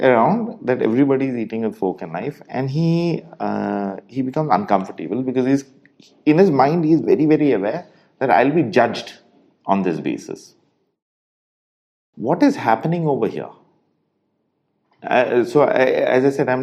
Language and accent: English; India; us Indians